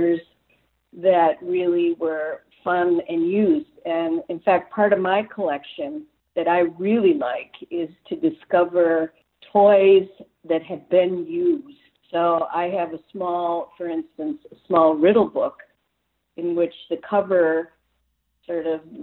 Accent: Saginaw, Michigan, United States; I grew up in Saginaw, Michigan.

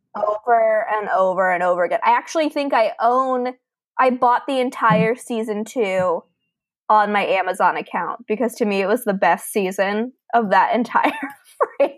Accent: Fort Lauderdale, Florida, United States; also born or lived in a rural area; I grew up in Fort Lauderdale, Florida until the age of 13.

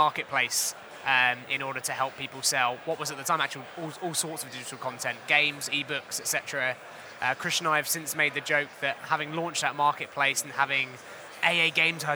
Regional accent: Hertfordshire, East of England, United Kingdom; I was born and raised in Hertfordshire

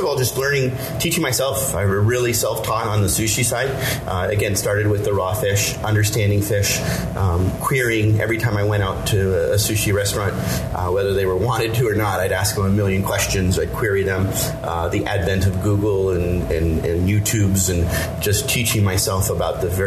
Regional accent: Pittsburgh, Pennsylvania, United States; moved away as an adult; also born or lived in upstate New York; now in San Diego, United States; I grew up in Pittsburgh, PA.

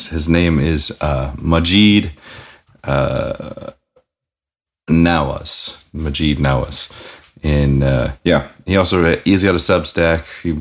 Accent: Canada; of course I'm from Canada.

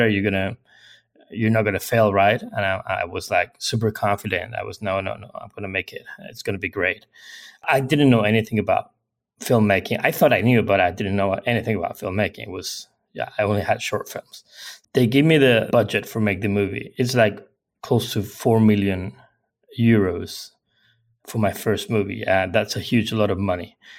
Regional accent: Mallorca, Balearic Islands, Spain; English is a second language; I was born in, in Mallorca. Mallorca is an island in the Mediterranean Sea in Spain.

